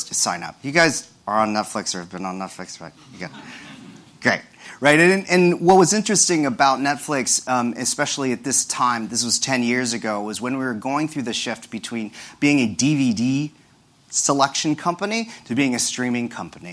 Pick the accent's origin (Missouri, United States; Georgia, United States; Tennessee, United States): Missouri, United States; Kansas City; moved away as an adult; also born or lived in Stanford, California; now in Brooklyn, United States; I was born and raised in Kansas City, Missouri, to Filipino immigrants who came to the U.S. in the 1960s